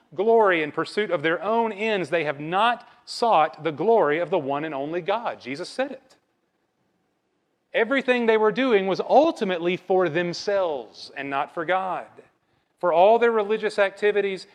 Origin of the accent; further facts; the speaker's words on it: Bible Belt, the South, United States; raised up in Bible Belt culture, just like me